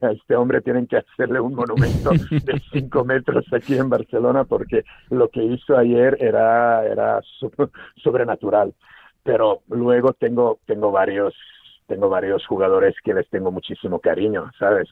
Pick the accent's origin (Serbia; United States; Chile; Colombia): Serbia; Spanish is a second language; now in Spain; yo nací en Serbia, eh, y claro, eh, crecí, nací en los 70, 77, y crecí en los 80